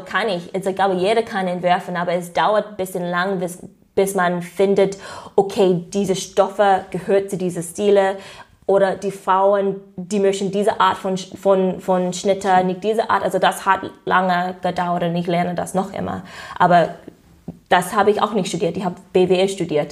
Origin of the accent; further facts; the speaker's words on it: United States; German is a second language; moved away as an adult; now in Germany; ich komme aus den USA